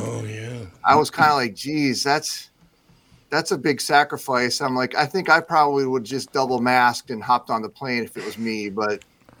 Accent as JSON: {"language": "English", "region": "Midwest", "country": "United States", "said": "I'm a Midwesterner."}